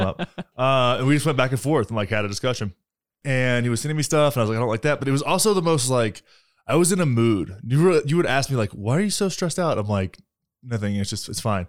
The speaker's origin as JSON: {"language": "English", "region": "Texas", "country": "United States", "moved": "yes", "said": "I'm from Texas"}